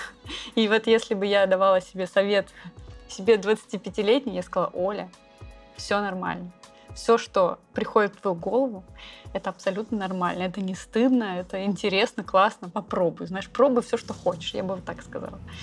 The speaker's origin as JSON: {"language": "Russian", "region": "Saint Petersburg", "country": "Russia", "moved": "yes", "lives_now": "Bali, Indonesia", "said": "мы обе из Санкт-Петербурга"}